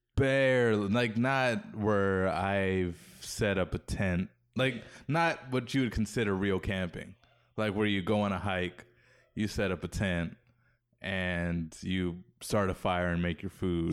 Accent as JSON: {"language": "English", "region": "Hawaii", "country": "United States", "tie": "born or raised there", "moved": "yes", "said": "growing up in Hawaii"}